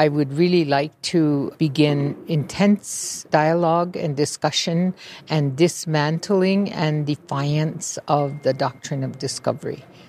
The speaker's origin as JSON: {"language": "English", "region": "North Dakota", "country": "United States", "also_born_or_lived": "Washington, D.C.", "said": "I come from Standing Rock"}